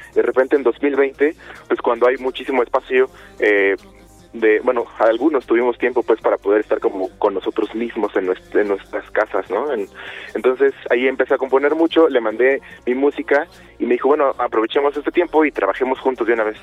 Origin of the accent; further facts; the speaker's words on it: Chilpancingo, Guerrero, Mexico; moved away as an adult; Yo soy de Chilpancingo, nací en Chilpancingo, Guerrero, y ahí me crié y me vine a vivir aquí a, a los 18